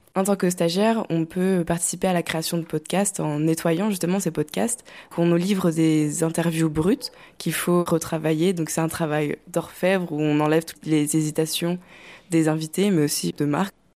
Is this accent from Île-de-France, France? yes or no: no; Normandy, France; moved away as an adult; now in Rennes, France; j'ai grandi en Normandie entre la campagne et la mer